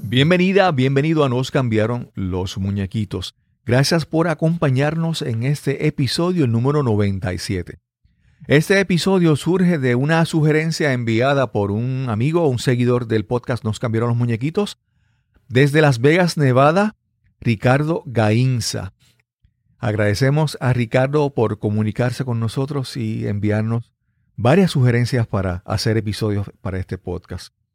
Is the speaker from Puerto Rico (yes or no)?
yes; Yabucoa, Puerto Rico; de mi niñez, de mi crianza en mi pueblo natal